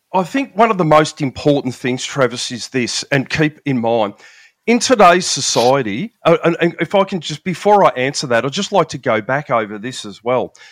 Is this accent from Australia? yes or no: yes; Melbourne, Victoria, Australia; I'm from Melbourne in Australia, down the very bottom of the big island of Australia there